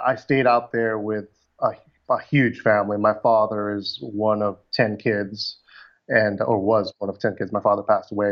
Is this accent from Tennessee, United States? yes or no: no; Burbank, California, United States; also born or lived in Dallas, Texas / Manila, Philippines; I came back when I was around 4 years old and lived in Burbank, California till about junior high